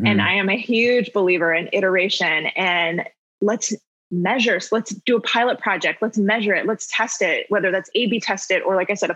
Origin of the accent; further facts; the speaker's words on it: Houston, Texas, United States; I grew up in Houston. I played in the Houston Youth Symphony